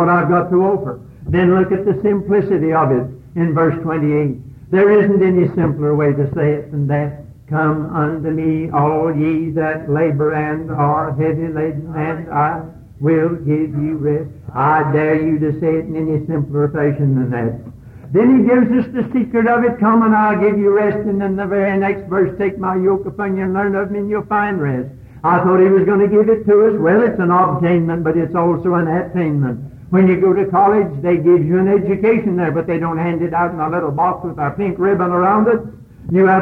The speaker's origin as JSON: {"language": "English", "area": "Catawba County", "region": "North Carolina", "country": "United States", "tie": "born or raised there", "said": "When I grew up here in Catawba County, out there at old Corinth Church, in the horse and buggy days"}